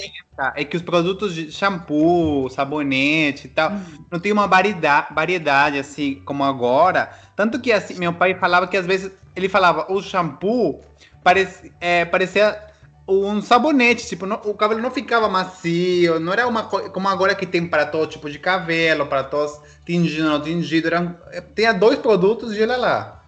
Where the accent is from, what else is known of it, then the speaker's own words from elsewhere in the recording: Peru; Portuguese is a second language; now in Brazil; eu sou peruano